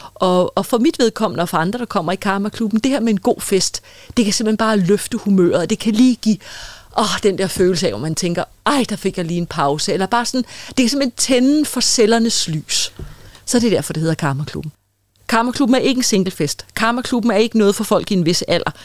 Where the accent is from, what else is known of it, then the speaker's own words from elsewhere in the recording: Copenhagen, Capital Region of Denmark, Denmark; inde i Boldenskov i København, hvor jeg er fra